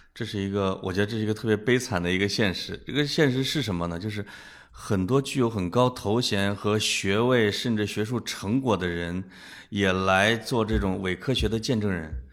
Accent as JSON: {"language": "Chinese", "region": "Henan", "country": "China", "said": "可能你读的那个大师是我们河南人啊，我们有有想象力"}